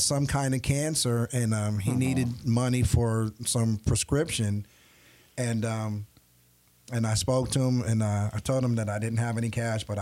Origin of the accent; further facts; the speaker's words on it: New York, United States; moved away; growing up in New York